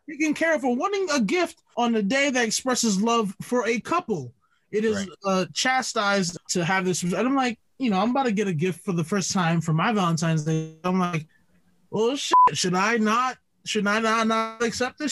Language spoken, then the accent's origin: English; Jamaica; I'm Jamaican.